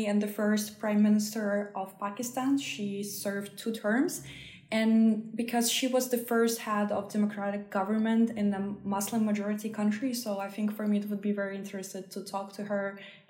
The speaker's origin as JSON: {"language": "English", "region": "Saint Petersburg", "country": "Russia", "moved": "yes", "said": "I originally come from St. Petersburg, Russia"}